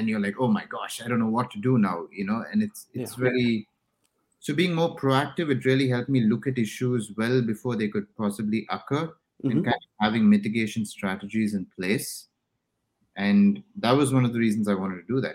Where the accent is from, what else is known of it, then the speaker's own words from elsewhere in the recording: India; moved away; so I'm originally from India